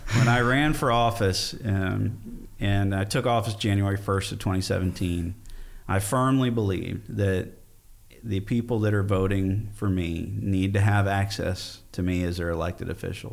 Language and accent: English; Fort Bend County, Texas, United States; born or raised there; also born or lived in Austin, Texas